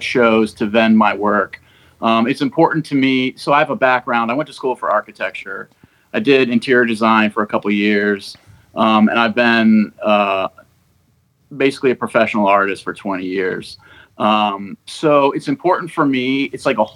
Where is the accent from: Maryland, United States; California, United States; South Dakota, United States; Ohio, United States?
Maryland, United States; I'm from Maryland, so I'm kind of going outwards from my home state